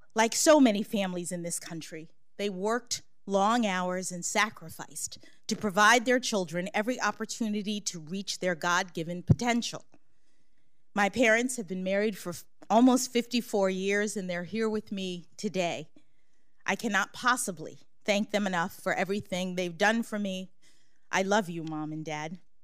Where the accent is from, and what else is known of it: Washington, District of Columbia, United States; born or raised there